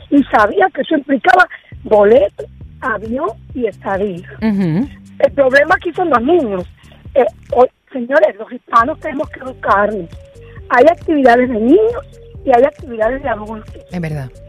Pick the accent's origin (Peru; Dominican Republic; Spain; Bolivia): Dominican Republic; Bueno, buenos días. Soy dominicano